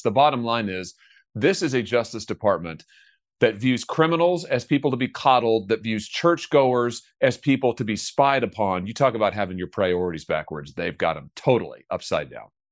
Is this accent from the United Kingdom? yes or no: no; Missouri, United States; my home state of Missouri